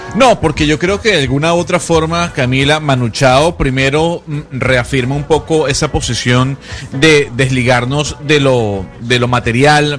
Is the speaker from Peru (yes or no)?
no; Venezuela; yo soy venezolano